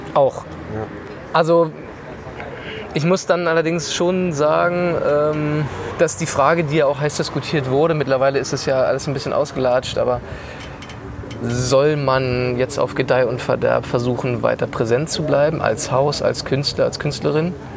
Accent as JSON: {"language": "German", "town": "Frankfurt", "region": "Brandenburg", "country": "Germany", "tie": "born or raised there", "said": "Ich habe auch das Theater lieben gelernt als ein Ort in meiner Heimatstadt in Frankfurt-Oder"}